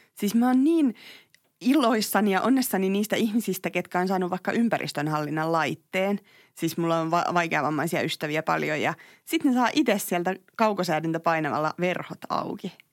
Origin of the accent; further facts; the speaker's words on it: Tampere, Pirkanmaa, Finland; Mä oon Tampereelta